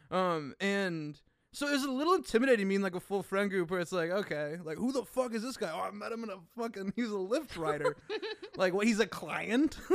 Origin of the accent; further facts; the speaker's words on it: Racine, Wisconsin, United States; I was born in Cool Racine, Wisconsin.